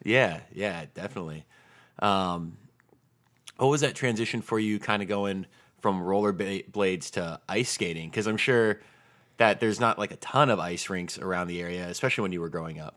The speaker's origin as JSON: {"language": "English", "town": "Tucson", "region": "Arizona", "country": "United States", "tie": "born or raised there", "said": "I grew up in Tucson, Arizona"}